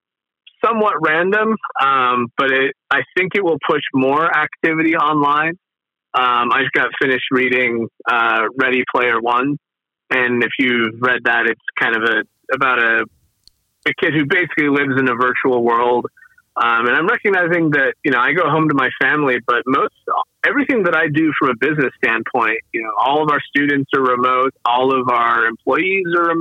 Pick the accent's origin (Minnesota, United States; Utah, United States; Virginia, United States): Utah, United States; also born or lived in Bay Area, California; I grew up in Utah